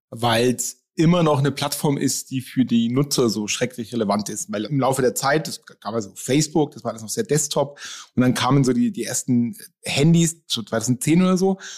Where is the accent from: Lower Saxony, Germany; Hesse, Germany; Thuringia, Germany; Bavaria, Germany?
Bavaria, Germany; Nuremberg; ich komme aus Nürnberg